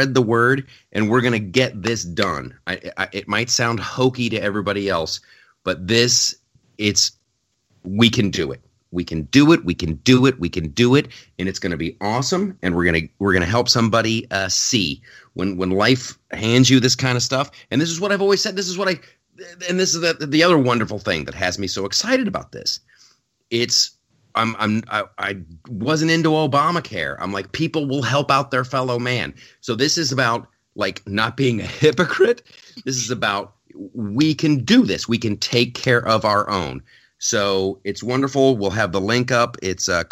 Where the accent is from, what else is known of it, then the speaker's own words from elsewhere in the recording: Ohio, United States; the state of Ohio, my home state